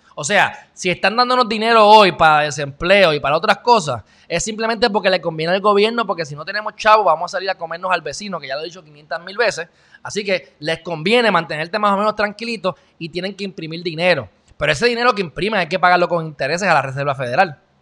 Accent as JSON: {"language": "Spanish", "country": "Puerto Rico", "said": "somos los, puertorriqueños, el pueblo"}